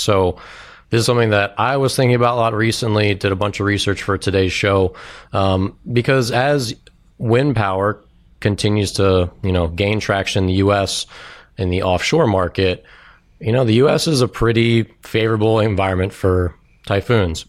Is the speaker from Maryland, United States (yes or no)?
yes; Maryland, United States; also born or lived in Washington, D.C.; I grew up in Maryland, um, here in D C